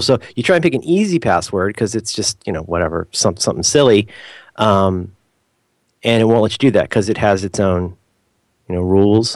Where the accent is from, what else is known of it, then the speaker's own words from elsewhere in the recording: United States; I'm such a terrible, like, normal American